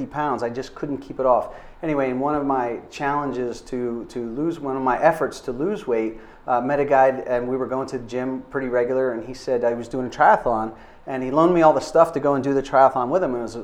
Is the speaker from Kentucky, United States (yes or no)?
no; Florida, United States; moved away; I grew up in Florida